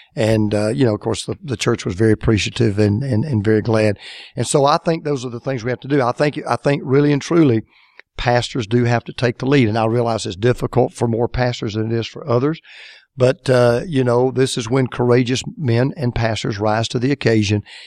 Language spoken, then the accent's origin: English; Deep South, United States; I grew up in the Deep South